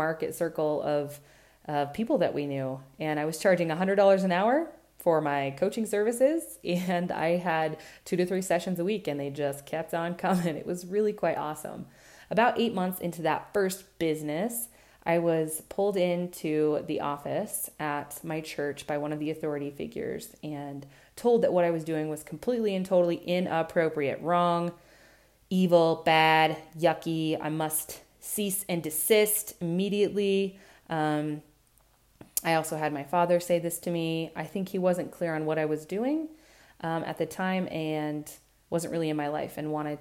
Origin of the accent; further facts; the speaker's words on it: Burley, Idaho, United States; We moved away from Burley into the city, left the farm